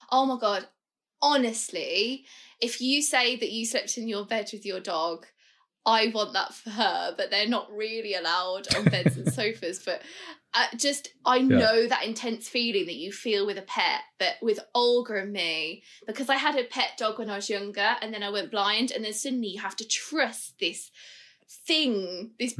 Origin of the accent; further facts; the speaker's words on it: Birmingham, West Midlands, United Kingdom; we're both from Birmingham